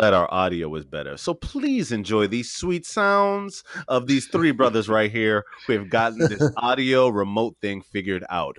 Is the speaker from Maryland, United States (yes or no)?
yes; Prince George's County, Maryland, United States; I'm from Prince George's County, and we are out here.